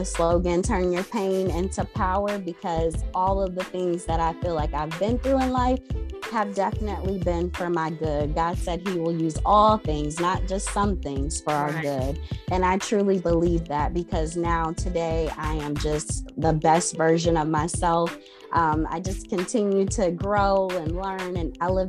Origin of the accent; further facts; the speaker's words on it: Rochester, New York, United States; also born or lived in Nashville, Tennessee; now I'm back in my home state of Rochester, New York